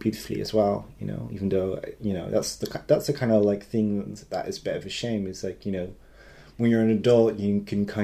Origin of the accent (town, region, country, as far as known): Netherlands; born or raised there; English is a second language; moved away